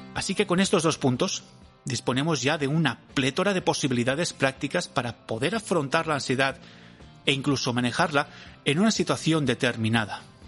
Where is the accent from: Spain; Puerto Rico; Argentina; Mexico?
Spain; a town about 55 km from Valencia, Valencian Community; desde mi pueblo a Valencia, que son unos 55